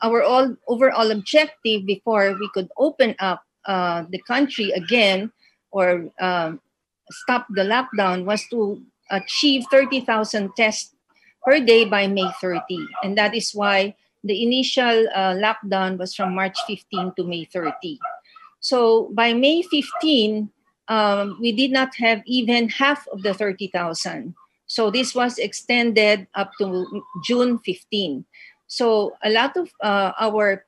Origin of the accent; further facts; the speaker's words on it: Philippines; I'm from the Gupan City, it's a province in the country